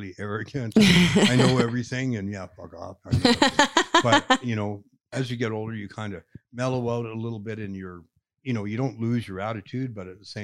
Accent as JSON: {"language": "English", "town": "Calgary", "region": "Alberta", "country": "Canada", "said": "I'm from Calgary"}